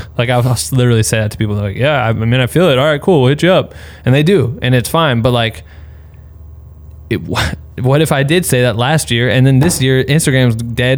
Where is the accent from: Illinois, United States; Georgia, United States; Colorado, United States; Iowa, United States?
Iowa, United States; I'm from Iowa, so we have tornadoes